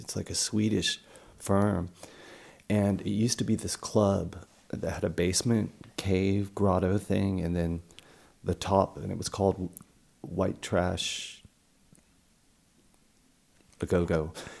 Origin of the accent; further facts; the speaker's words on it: Newport Beach, California, United States; moved away as an adult; also born or lived in San Francisco, California; I'm from Newport Beach, California.